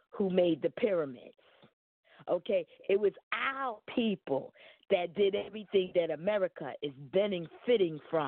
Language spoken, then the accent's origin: English; New York City, New York, United States; I am a 54-year-old black African-American woman born and raised in Brooklyn, New York